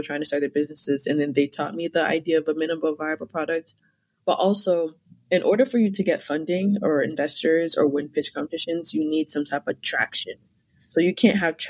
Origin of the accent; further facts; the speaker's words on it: Cambridge, Massachusetts, United States; I'm from Cambridge, Massachusetts